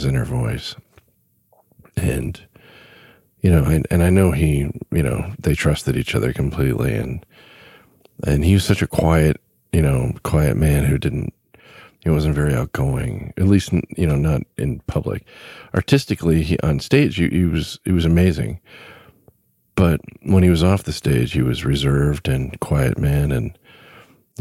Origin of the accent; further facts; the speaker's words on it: Southern California, United States; Growing up in Southern California